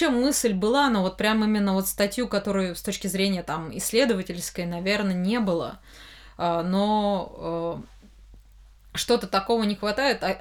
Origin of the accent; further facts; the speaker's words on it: Moscow, Russia; Э, потому что я из Москвы, и, ну, этот Женя... Э, Дим Яковлев, он в Питере больше, наверное, там, а я вот здесь как-то